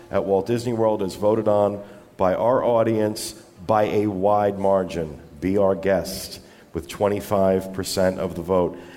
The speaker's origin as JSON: {"language": "English", "town": "Halifax", "region": "Nova Scotia", "country": "Canada", "said": "I'm from Halifax."}